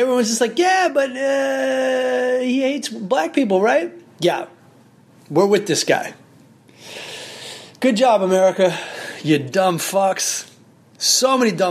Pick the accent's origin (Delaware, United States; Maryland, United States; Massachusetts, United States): Maryland, United States; Southern; I'm from Southern Maryland